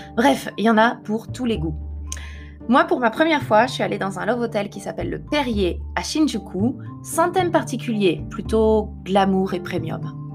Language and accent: French; France; moved away as an adult; now in Japan; Je suis française mais je vis au Japon.